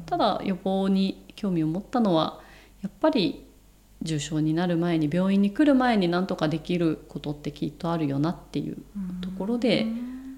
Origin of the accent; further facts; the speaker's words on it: Shizuoka, Japan; moved away as an adult; now in Tokyo, Japan; 静岡で実家から通えるところっていう選択肢だったので、静岡大学っていうのがあった